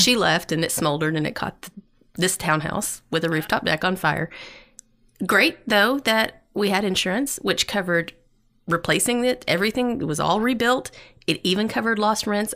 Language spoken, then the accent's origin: English; East Tennessee, United States; I'm from East Tennessee.